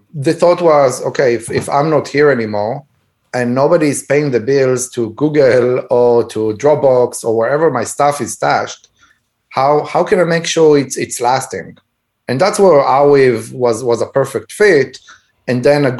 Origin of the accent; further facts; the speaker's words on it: Israel; moved away; When I grew up back in Israel, and I was in elementary school, we had 45 to 50 kids in one classroom